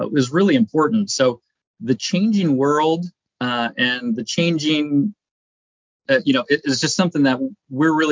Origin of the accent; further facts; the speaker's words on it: Seattle, Washington, United States; I grew up in Seattle, been in the Pacific Northwest my whole life.